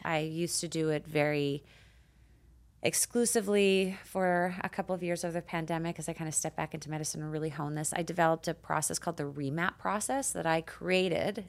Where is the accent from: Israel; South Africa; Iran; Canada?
Canada; moved away as an adult; now in United States; I immigrated to the United States from Canada